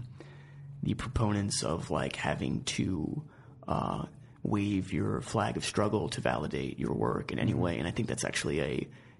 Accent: New York, United States; I grew up in New York

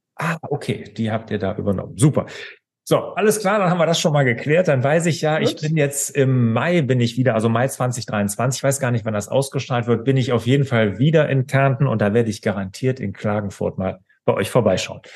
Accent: Cologne area, North Rhine-Westphalia, Germany; Jetzt komme ich hier ja aus Deutschland, aus dem Rheinland, hier Köln, die Gegend

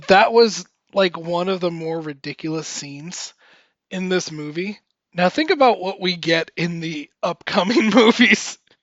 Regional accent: Miami, Florida, United States; moved away; my hometown of Miami

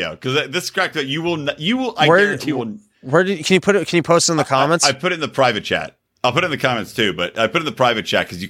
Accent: Philadelphia, Pennsylvania, United States; We're Philly, fucking Philly. No one likes us. We don't care. We're from Philly, fucking Philly.

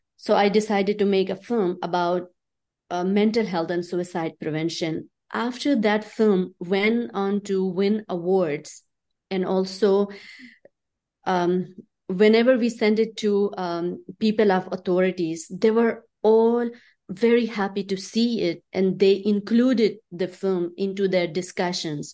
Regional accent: Chitral, Khyber Pakhtunkhwa, Pakistan; moved away; also born or lived in Islamabad, Pakistan; I grew up in Pakistan

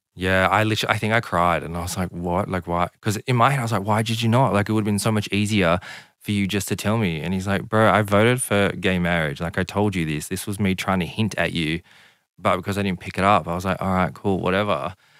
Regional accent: Southern Highlands, New South Wales, Australia; I grew up in a small country town of the Southern Highlands.

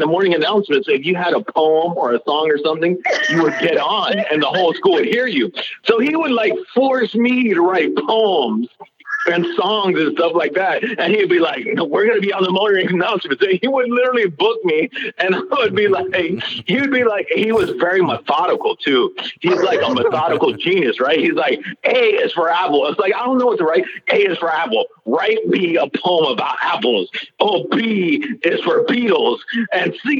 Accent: Miami, Florida, United States; Miami, Florida, Carroll City, Liberty City. Like, that's where we grew up

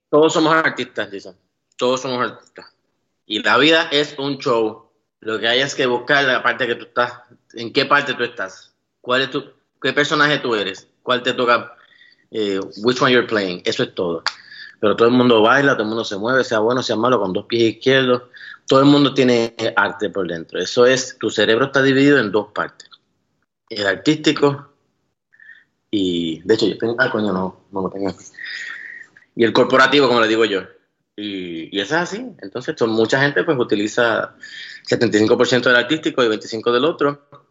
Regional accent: San Juan, Puerto Rico; moved away as an adult; now in Las Vegas, United States; yo nunca me fui de Puerto Rico

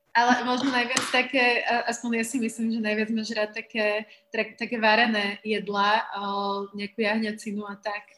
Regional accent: Slovakia; Ja už som sa narodila na Slovensku, v podstate aj celý život som žila na Slovensku

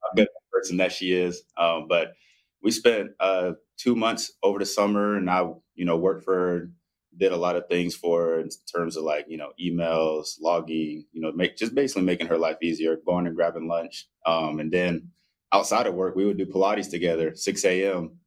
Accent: Spartanburg, South Carolina, United States; moved away as an adult; also born or lived in Zaragoza, Spain; now in Atlanta, United States; we have like a good group of friends in uh, my hometown in uh, Spartanburg, South Carolina

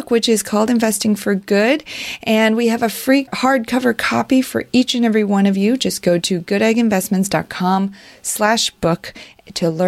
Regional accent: China; moved away; I was born in China

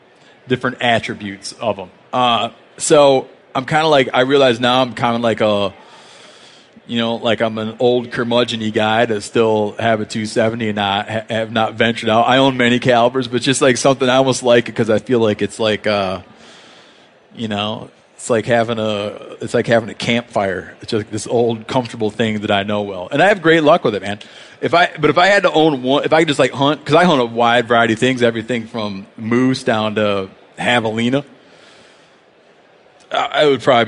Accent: Michigan, United States; Like, I grew up in Michigan.

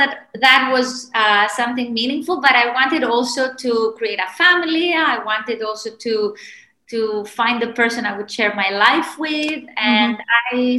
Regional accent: Rhodes, South Aegean, Greece; moved away as an adult; also born or lived in Doha, Qatar / London; now in Zurich, Switzerland; I was born in Rhodes in Greece, and I come from a family that is very united, and they always wanted me to stay in Rhodes working for our family business.

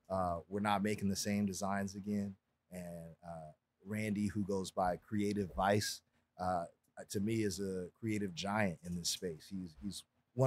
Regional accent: Los Angeles, California, United States; born and raised in Los Angeles

